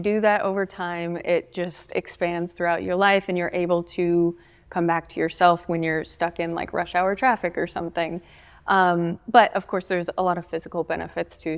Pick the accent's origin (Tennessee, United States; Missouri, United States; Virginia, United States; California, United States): Tennessee, United States; Bluff City; I grew up around here. I grew up in Bluff City.